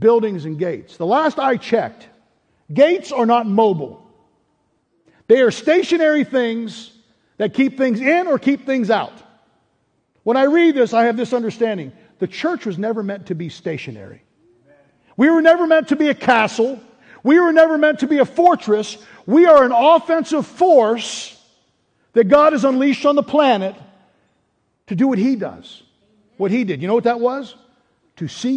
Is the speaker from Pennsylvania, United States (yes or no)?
yes; Pittsburgh, Pennsylvania, United States; growing up in Pittsburgh, the school I went to, the elementary school, was Ramsey Elementary School